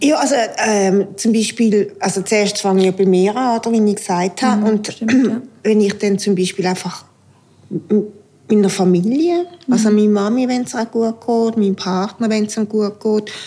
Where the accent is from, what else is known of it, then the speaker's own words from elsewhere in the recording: Aargau, Switzerland; now in Basel, Switzerland; bin Aargauerin, lebe in Basel und bin Hausfrau